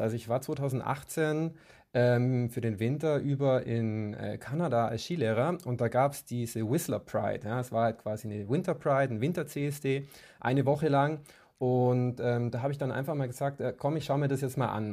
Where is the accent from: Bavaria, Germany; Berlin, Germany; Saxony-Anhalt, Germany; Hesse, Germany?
Bavaria, Germany; Kempten; moved away as an adult; now in Munich, Germany; also ich komme ursprünglich aus Kempten im Allgäu